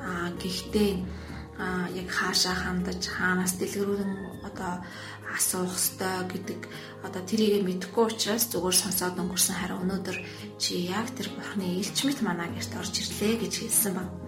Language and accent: Mongolian; Ömnögovi, Mongolia; би өмнө аймагт амьдардаг, өмнө говийн уугуул иргэн новын итгэлийн шинэ уучуулганы итгэгч байна.